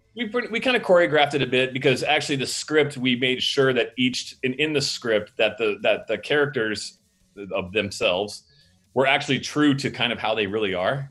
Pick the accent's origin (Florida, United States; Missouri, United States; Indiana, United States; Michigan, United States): Florida, United States; Pensacola; He grew up in my hometown in Pensacola, Florida, where I used to be in a punk band